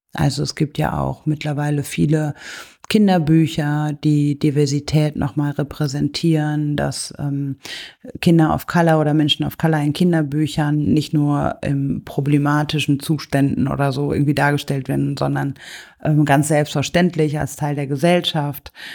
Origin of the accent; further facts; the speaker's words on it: Germany; ich komme aus Deutschland